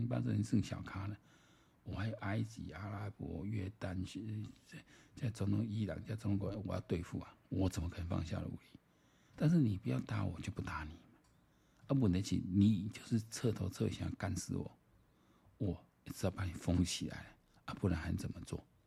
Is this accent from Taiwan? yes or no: yes; Taiwan; 我们台湾人